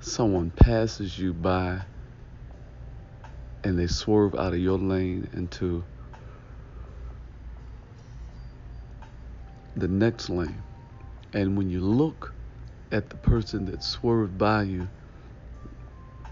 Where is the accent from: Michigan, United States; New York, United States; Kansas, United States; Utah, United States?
Michigan, United States; Detroit; ask me what city I was from, and I told him I was from Detroit